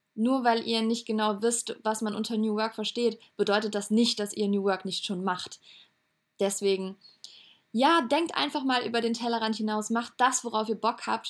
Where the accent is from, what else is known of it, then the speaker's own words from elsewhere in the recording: Cologne and Eschweiler, North Rhine-Westphalia, Germany; also born or lived in Hamburg; now in Lübeck, Germany; in meiner Heimat Köln und Echweiler wieder zurückzukommen.